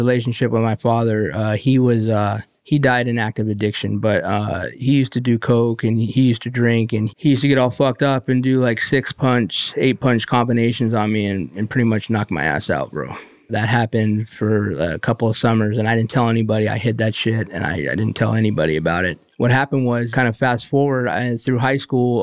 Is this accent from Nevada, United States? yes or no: yes; Las Vegas, Nevada, United States; also born or lived in New York / South Florida; now in Jupiter, United States; Born in Las Vegas